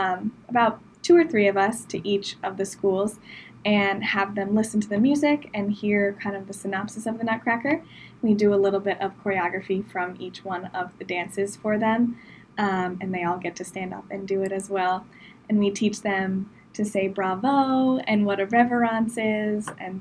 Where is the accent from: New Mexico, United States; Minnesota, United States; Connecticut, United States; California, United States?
Connecticut, United States; Ridgefield; now in Davenport, United States; I grew up in Ridgefield, Connecticut, which is a pretty small town.